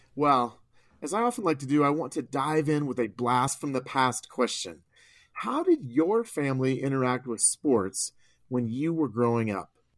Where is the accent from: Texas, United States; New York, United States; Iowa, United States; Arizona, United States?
Iowa, United States; I grew up in Iowa